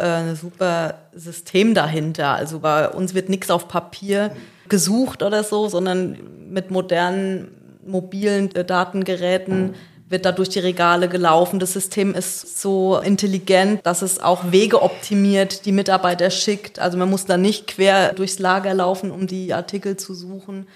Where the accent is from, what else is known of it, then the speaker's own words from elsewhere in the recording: Aschaffenburg, Bavaria, Germany; moved away as an adult; also born or lived in Darmstadt; now in Selb, Germany; Ich komme gebürtig aus Aschaffenburg